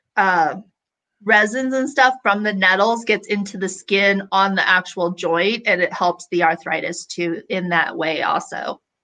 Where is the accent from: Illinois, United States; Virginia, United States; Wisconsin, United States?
Illinois, United States; I grew up in Illinois, we would pick those and suck on those flowers all day